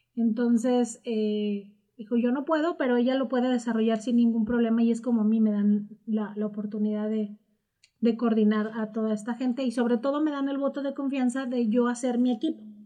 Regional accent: Morelia, Michoacán, Mexico; Soy, soy de Morelia.

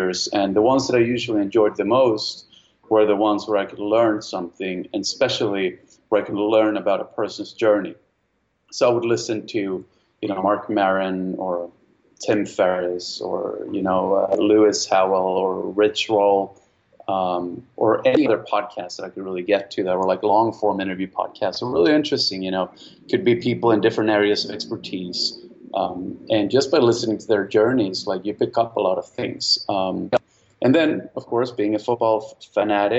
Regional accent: Sweden; moved away; I'm from Sweden originally.

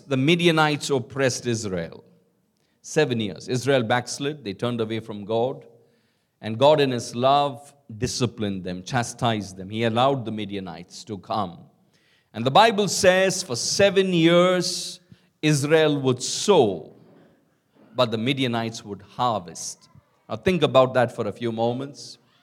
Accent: Kolkata, West Bengal, India; I grew up in Calcutta

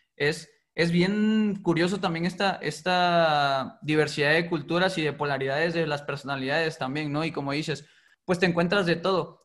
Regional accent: Putla Villa de Guerrero, Oaxaca, Mexico; somos originarios de Putla Vía de Guerrero, que es una comunidad muy chica

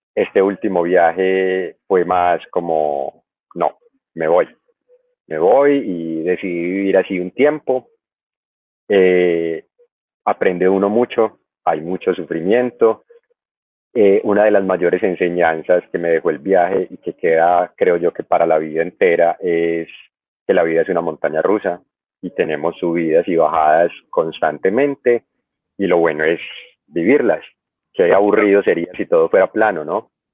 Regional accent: Medellín, Antioquia, Colombia; yo soy de Medellín, de Colombia

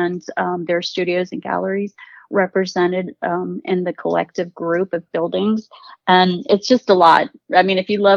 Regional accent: Portugal; moved away; I was born in Portugal and I was raised by my grandmother

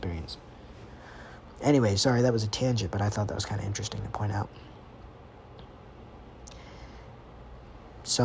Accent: United States; I'm from America

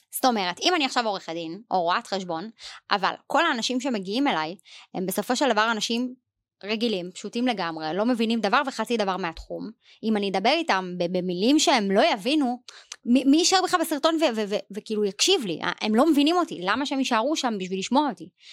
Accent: Israel; אנחנו ישראלים

